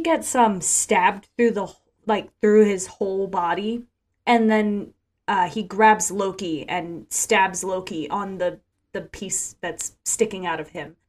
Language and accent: English; Ocala, Florida, United States; my hometown of Ocala, Florida